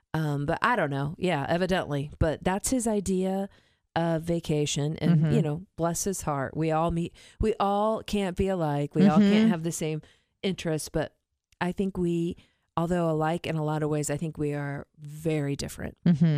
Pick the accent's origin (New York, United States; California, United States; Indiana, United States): Indiana, United States; Warsaw; I came from the Midwest to here.